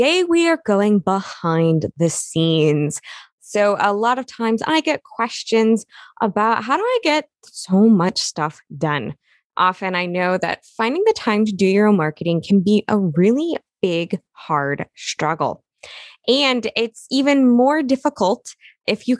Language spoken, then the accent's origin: English; Midwest, United States; I was brought up in the Midwest